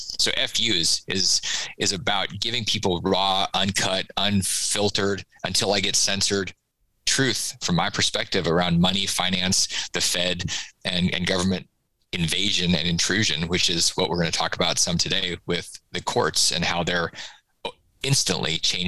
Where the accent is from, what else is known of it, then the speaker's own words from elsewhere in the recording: Florida, United States; it's not because I'm from Florida